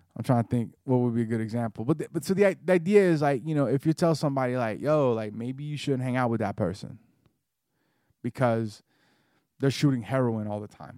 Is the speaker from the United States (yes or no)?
yes; the South, United States; growing up in the South